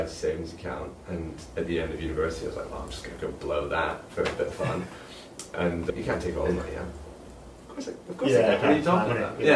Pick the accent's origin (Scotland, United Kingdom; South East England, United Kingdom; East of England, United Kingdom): Scotland, United Kingdom; moved away; also born or lived in United States; I grew up in Scotland